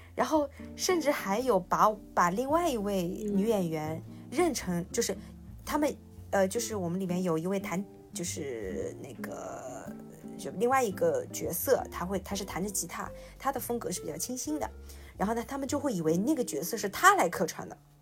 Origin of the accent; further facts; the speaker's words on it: Shanghai, China; 我是上海人